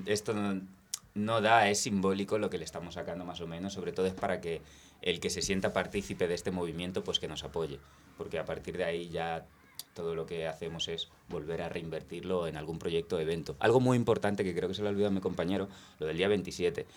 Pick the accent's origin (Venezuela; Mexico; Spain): Spain; also born or lived in London; yo crecí en el barrio de San Cristóbal